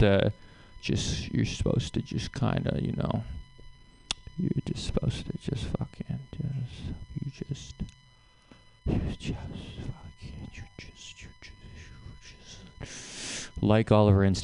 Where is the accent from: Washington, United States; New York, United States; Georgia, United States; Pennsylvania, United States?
Washington, United States; Seattle; I'm from Seattle